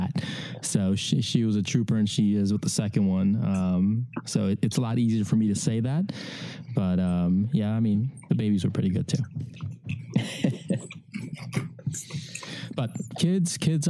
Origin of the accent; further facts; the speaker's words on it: Ukraine; moved away; I come from a Eastern European background, because I was born in Ukraine